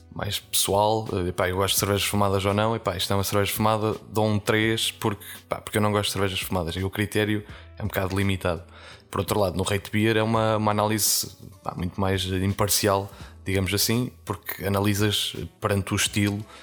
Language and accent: Portuguese; Portugal; nós enquanto portugueses